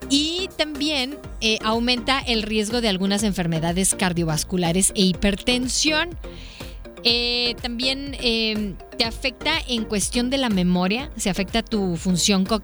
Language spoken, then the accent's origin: Spanish; Mexico; La mexicana, así somos los mexicanos nos hacen cosquillitas